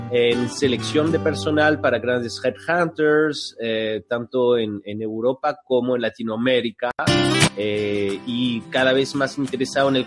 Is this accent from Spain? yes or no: no; France; moved away as an adult; also born or lived in Santiago, Chile; Yo nací en Santiago, en Chile, eh, crecí en Francia, llegué a Francia cuando tenía tres años de edad eh, y, he vivido ahí hasta los 23.